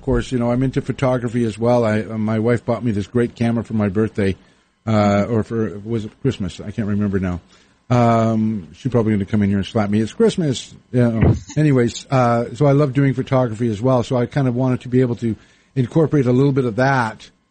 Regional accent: Winnipeg, Manitoba, Canada; moved away as an adult; also born or lived in Victoria / Vancouver; now in United States; Growing up in Winnipeg

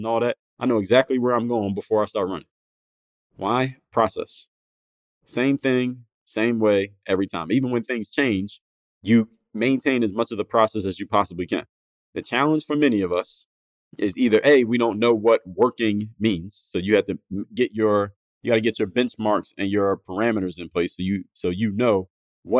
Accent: Philadelphia, Pennsylvania, United States; growing up in Philadelphia, my teen years

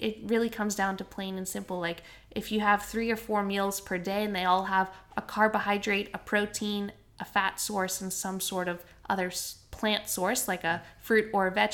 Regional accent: Canada; now in Australia; I grew up in Canada, and the grocery store that we shopped at was called Save On Foods

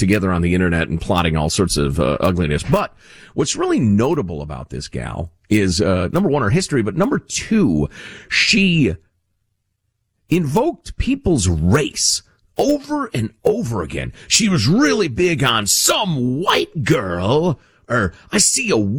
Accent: Chicago, Illinois, United States; moved away; I grew up in Chicagoland.

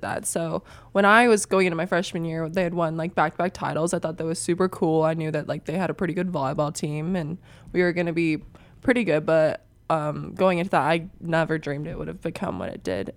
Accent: Papillion, Nebraska, United States; I'm from Nebraska

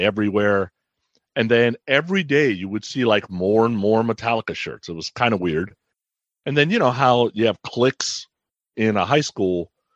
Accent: Bay Area, California, United States; I grew up in the Bay Area, went to high school in the Bay Area

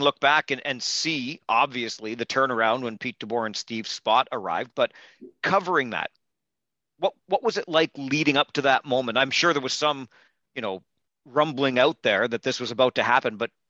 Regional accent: Kitchener, Ontario, Canada; I think of a guy like growing up in Kitchener, Tom, Mike Moore, who I vividly remember supermanning into the opposition's bench.

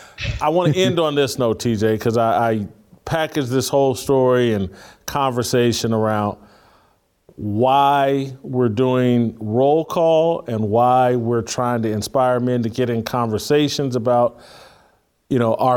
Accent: Indianapolis, Indiana, United States; also born or lived in Bloomington, Indiana; I grew up in Indiana

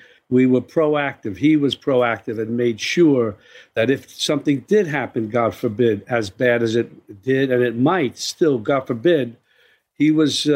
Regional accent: New York City, New York, United States; I'm a New Yorker

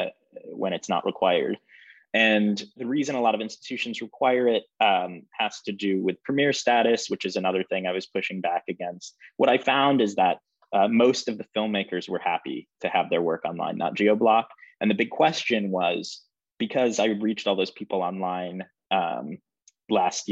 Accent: Michigan, United States; moved away as an adult; now in New York, United States; I'm from Michigan

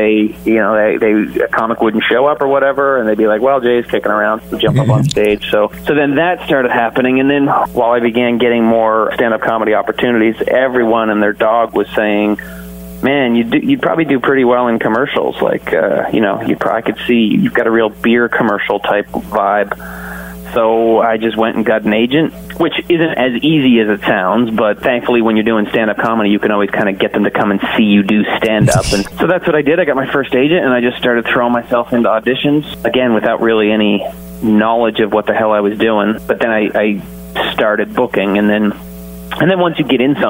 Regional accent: Canada; also born or lived in Toronto; my home country

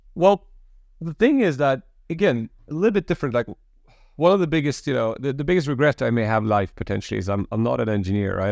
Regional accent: Sweden; I'm an immigrant kid, Polish background, born and raised in Sweden.

